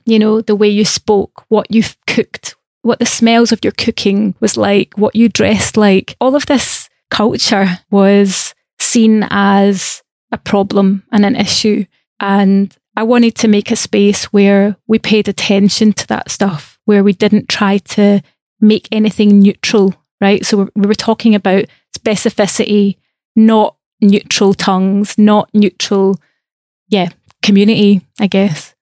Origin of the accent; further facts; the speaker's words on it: Scotland, United Kingdom; I also have privilege as a Scottish person where I had free education, right? That's why I went to art school